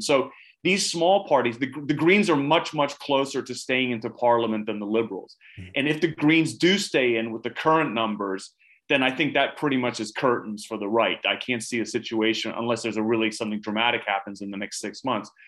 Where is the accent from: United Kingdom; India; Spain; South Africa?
United Kingdom; also born or lived in United States; now in Sweden; I also grew up in the UK